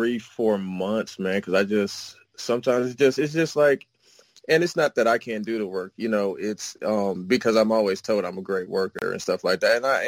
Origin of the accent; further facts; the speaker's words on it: Germany; also born or lived in Indianapolis, United States / United States; I was born in Indianapolis, raised in Germany, and raised across the U.S. from the West Coast, the Midwest, and the East Coast.